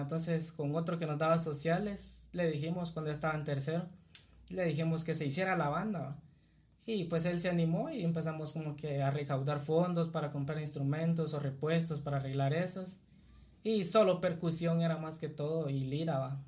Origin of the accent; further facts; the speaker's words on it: Cuilapa, Santa Rosa, Guatemala; soy originario de acá, de, de Cuilapa, Santa Rosa, nacido acá y pues aquí he vivido hasta mis recuerdos aquí